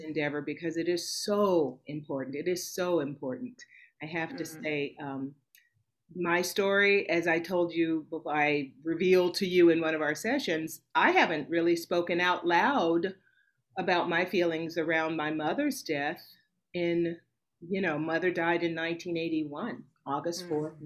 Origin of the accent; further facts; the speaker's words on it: Nashville, Tennessee, United States; Was born and raised in Nashville, Tennessee